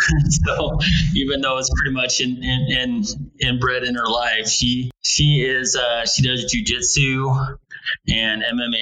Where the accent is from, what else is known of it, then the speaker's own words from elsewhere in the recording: Pocatello, Idaho, United States; moved away as an adult; now in St. George, United States; I'm originally from Idaho, a little town called Pocatello, Idaho. It's kind of just outside of Yellowstone National Park. So 42 years old, so I'm a master player. I was born in Idaho, and I went to college in Idaho at Idaho State University.